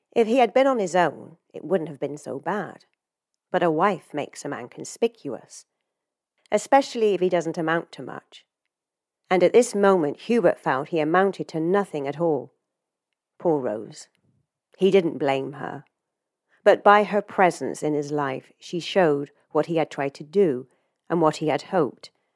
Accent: England, United Kingdom; moved away; as someone who has left their home country, you know, I'm from England originally

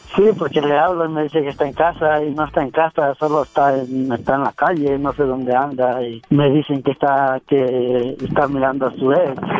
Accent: Guerrero, Mexico; yo soy de Guerrero

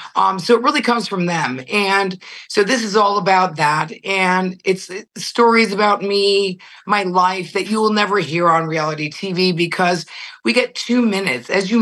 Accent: Connecticut, United States; moved away as an adult; also born or lived in New York / Europe; I grew up in Connecticut, one of seven children. I'm a nurse.

